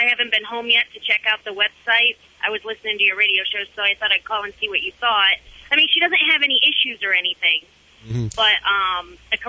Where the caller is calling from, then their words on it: Georgia, United States; I'm in Georgia, heading south.